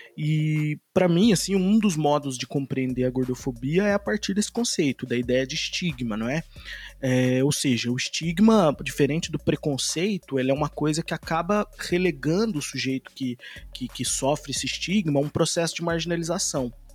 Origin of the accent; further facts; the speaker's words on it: Poços de Caldas, Minas Gerais, Brazil; also born or lived in Campinas; Eu sou mineiro, lá do sul de Minas, de Poço de Caldas